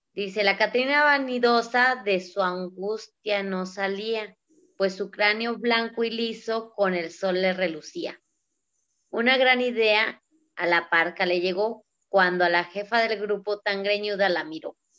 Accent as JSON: {"language": "Spanish", "country": "Mexico", "said": "como buenos mexicanos"}